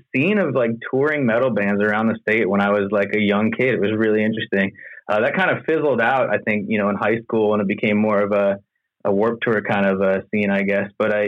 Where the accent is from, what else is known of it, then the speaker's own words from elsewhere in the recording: Montana, United States; I was born and raised in Montana, so I didn't get to see a whole lot of crazy rock and roll shows growing up.